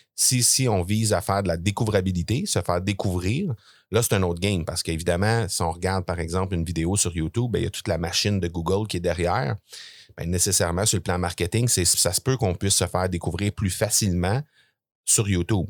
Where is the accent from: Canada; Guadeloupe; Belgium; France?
Canada; Granby, Quebec; je suis de Grenby, euh, une petite ville là, située entre euh, Montréal et, Sherbrooke, pour les gens qui sont pas familiers avec ça. Euh, je suis né là, j'ai grandi là